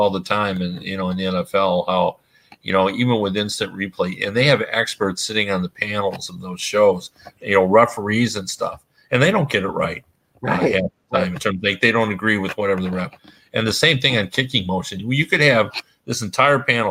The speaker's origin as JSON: {"language": "English", "town": "Toronto", "region": "Ontario", "country": "Canada", "tie": "born or raised there", "said": "I grew up watching in Toronto."}